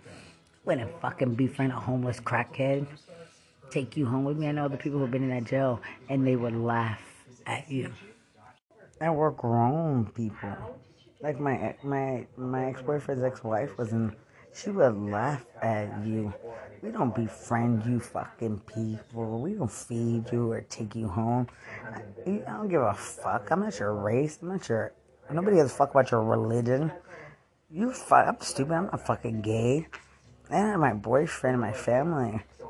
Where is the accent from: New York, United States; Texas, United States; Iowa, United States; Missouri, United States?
Texas, United States; Lubbock; I'm from Lubbock.